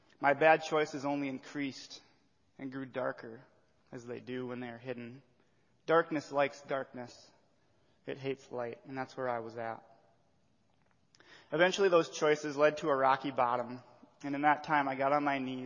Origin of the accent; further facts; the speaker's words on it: Watertown, South Dakota, United States; I was born and raised in Watertown, South Dakota